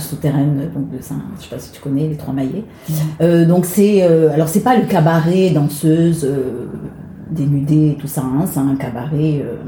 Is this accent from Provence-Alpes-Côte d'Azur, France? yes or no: yes; Marseille, Provence-Alpes-Côte d'Azur, France; moved away as an adult; now in Paris, France; je suis née à Marseille, donc j'ai quitté le sud euh, pour venir à Paris pour, euh, pour chanter